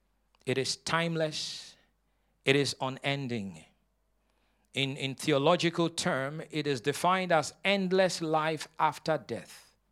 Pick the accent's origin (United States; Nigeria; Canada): Nigeria; moved away; But before I came from Nigeria, the Lord had called me into the ministry.